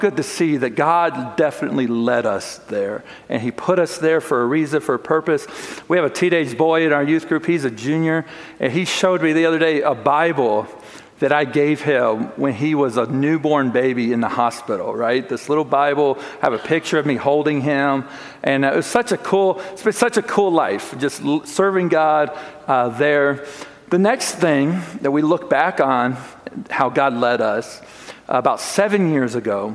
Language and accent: English; Chicago, Illinois, United States; moved away as an adult; also born or lived in Plattsmouth, Nebraska; we grew up in the Chicagoland area